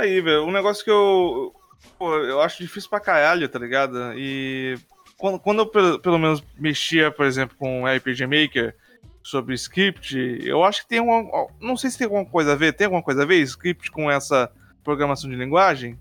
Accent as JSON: {"language": "Portuguese", "region": "Rondônia", "country": "Brazil", "said": "eu sou de, do estado de Rondônia"}